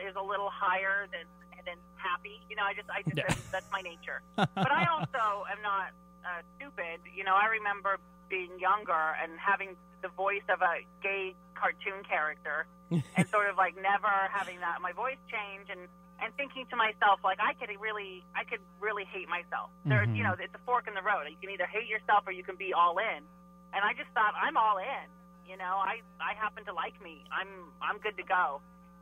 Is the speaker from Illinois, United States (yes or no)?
no; Mount Vernon, Washington, United States; moved away; I'm from Mount Vernon, Washington, which is right under the border